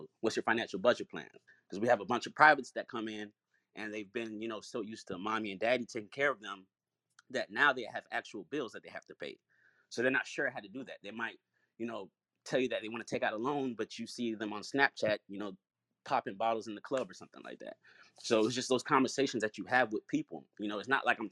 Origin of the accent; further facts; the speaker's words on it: South Florida, United States; I'm from South Florida